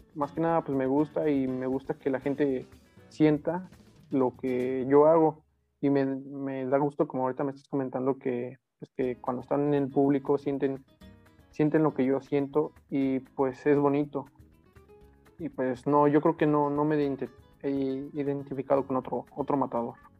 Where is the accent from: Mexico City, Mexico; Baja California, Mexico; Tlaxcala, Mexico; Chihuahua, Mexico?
Tlaxcala, Mexico; Apizaco; yo soy de Apisaco, de Apizaco.